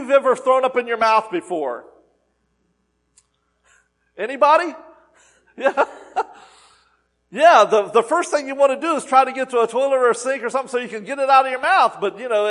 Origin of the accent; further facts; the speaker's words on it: the South, United States; I'm from the South